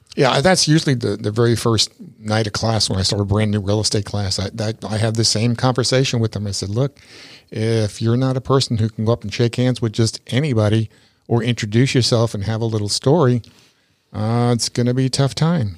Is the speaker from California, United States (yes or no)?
no; New York, United States; also born or lived in Tampa Bay area, Florida; now in Tampa Bay, United States; I grew up in New York, and I, I've been here since sixty-eight